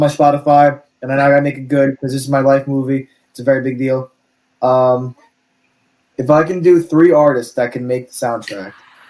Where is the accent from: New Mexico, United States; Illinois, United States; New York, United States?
New York, United States; New York City; I was born in Brooklyn